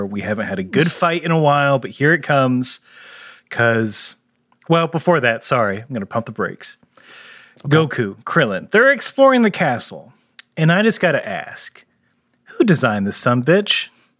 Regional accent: Texas, United States; Look, we're from Texas. We're just going to call it a bunch of islands.

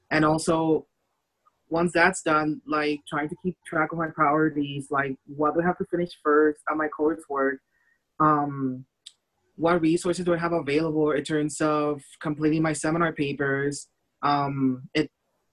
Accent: Puerto Rico; now in Normal, United States; fly back home to Puerto Rico

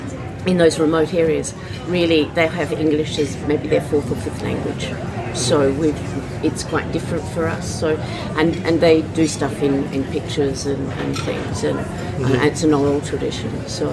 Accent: Adelaide, South Australia, Australia; I come from Adelaide in South Australia

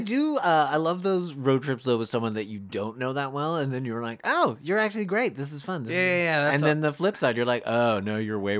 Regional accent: Canada; I drank out of the non-European water fountain because I'm not European. I'm Canadian.

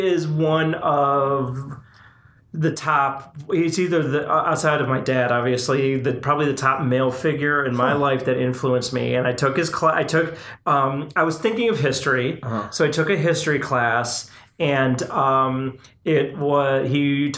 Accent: Chicago, Illinois, United States; moved away as an adult; also born or lived in Texas; we were both born and raised in the Chicagoland area. We moved down to Texas together

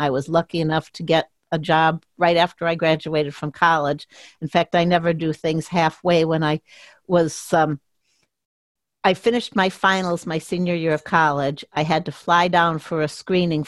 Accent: Chicago, Illinois, United States; moved away as an adult; also born or lived in Milwaukee / Phoenix / Minneapolis; I grew up in the Chicago suburbs

